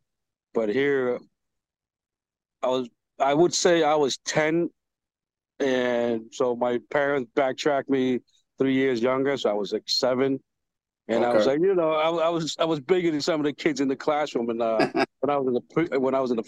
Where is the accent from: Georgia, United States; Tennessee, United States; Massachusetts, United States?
Massachusetts, United States; Boston; accent: Boston; also born or lived in Cambodia / Vietnam / Thailand / Philippines; I'm from Boston, actually 15 minutes north of Boston. My family came over here from Vietnam, actually, in 1986